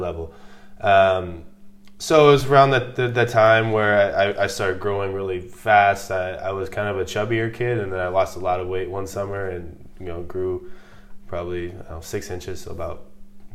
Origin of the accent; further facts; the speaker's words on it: Elburn, Illinois, United States; moved away as an adult; also born or lived in Boston / Antwerp; I'm from Elburn, Illinois, which is a city about 1 hour from Chicago